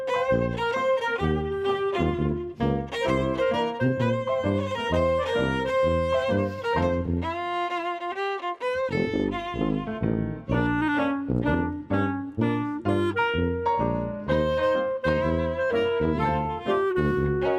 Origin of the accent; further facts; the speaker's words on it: Hawaii, United States; I'm Hawaiian.